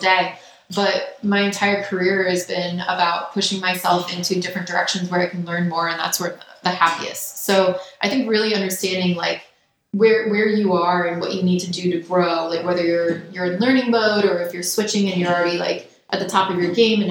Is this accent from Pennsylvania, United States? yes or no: no; New York, United States; I grew up around New York